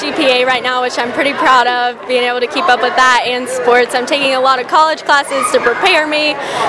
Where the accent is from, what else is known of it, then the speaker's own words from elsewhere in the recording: Ripley, West Virginia, United States; My hometown of Ripley